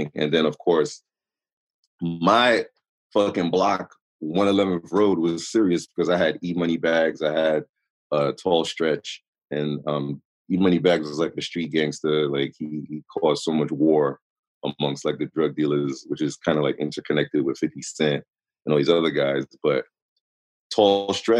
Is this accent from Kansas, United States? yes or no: no; New York City, New York, United States; I was raised in Queens Village